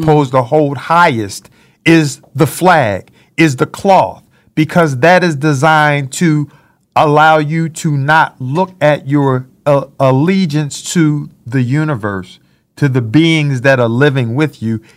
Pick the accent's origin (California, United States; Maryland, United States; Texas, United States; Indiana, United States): Maryland, United States; Baltimore; growing up in Baltimore, Maryland